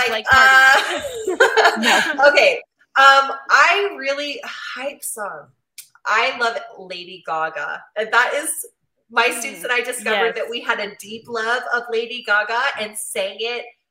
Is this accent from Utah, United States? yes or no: yes; Utah, United States; also born or lived in Abu Dhabi; I'm from Utah